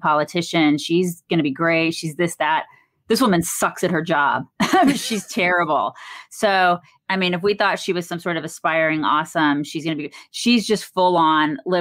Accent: Atlanta, Georgia, United States; I grew up in Atlanta

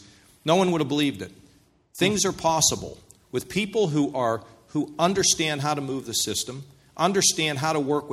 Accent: Pittsburgh, Pennsylvania, United States; now in Ohio, United States; I come from Pittsburgh. We're all direct

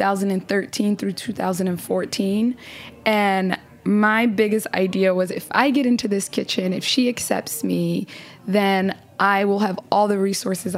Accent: Somalia; now in United States; my home country

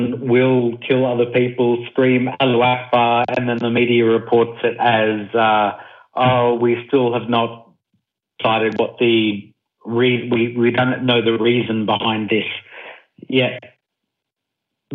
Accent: Australia; I'm an Australian

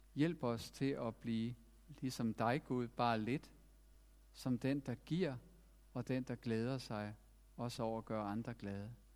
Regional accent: Denmark; vi har også som danskere

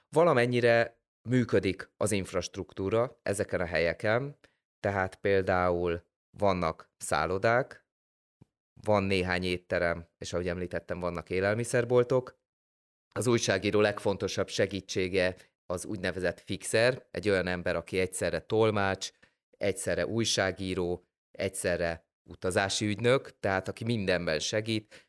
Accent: Hungary

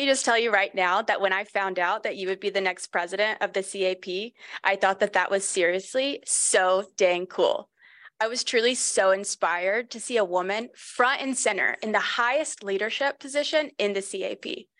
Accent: Texas, United States; now in Chicago, United States; I'm a Texan.

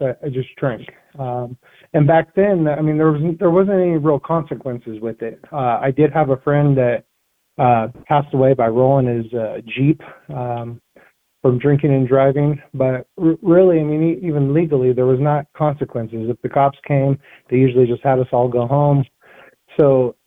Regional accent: Yuma, Arizona, United States; I grew up in Yuma, Arizona.

